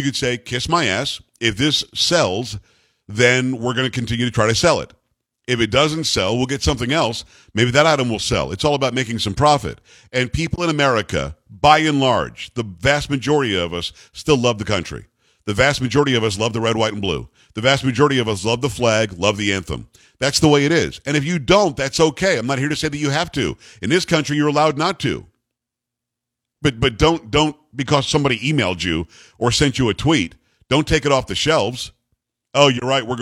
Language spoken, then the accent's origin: English; United States; I'm an American